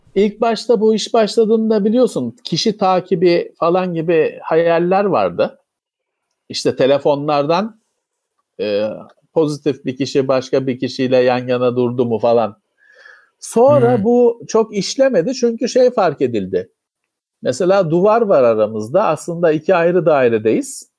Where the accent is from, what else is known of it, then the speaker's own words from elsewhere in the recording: Istanbul, Turkey; benim memleketim Bakırköy'de çok yaygındır